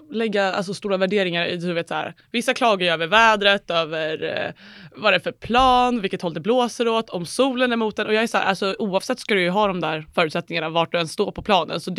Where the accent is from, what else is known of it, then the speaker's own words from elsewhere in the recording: Älta, Stockholm County, Sweden; Uh, men så jag kommer från Älta mm. och bodde där i tills jag var 12, 13, 14 då.